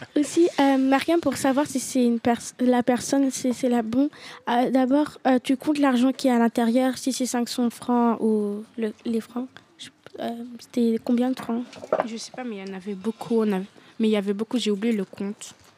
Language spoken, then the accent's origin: French; Guinea; now in Belgium; j'étais dans mon pays natal en Guinée